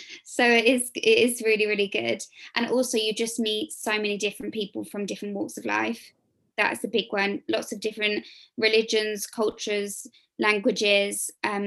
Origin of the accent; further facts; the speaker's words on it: England, United Kingdom; I'm obviously English